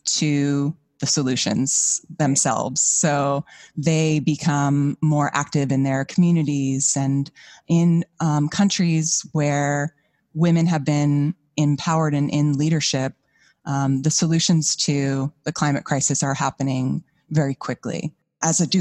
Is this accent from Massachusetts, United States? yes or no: no; Hudson Valley, New York, United States; moved away as an adult; also born or lived in Vermont; I'm from the Hudson Valley of New York. And so my first memories of nature are there.